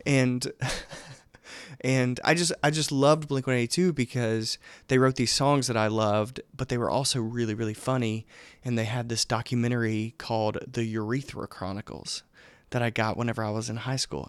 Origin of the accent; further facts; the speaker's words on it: Laurel, Mississippi, United States; now in Athens, Georgia, United States; I grew up in a small town called Laurel, Mississippi.